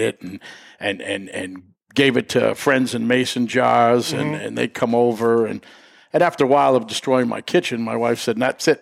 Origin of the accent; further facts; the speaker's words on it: Brookline, Massachusetts, United States; I'm originally from Boston, Brookline area in the Village. I grew up in the Village in Brookline my whole life